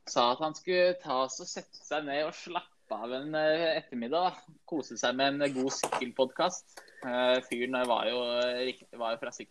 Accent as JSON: {"language": "Norwegian", "town": "Bærum", "region": "Akershus", "country": "Norway", "said": "Jeg er fra Bærum."}